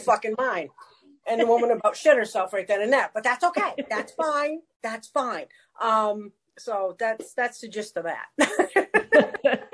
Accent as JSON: {"language": "English", "region": "New England", "country": "United States", "tie": "born or raised there", "said": "I was born and raised in New England. You can probably tell by the funny accent."}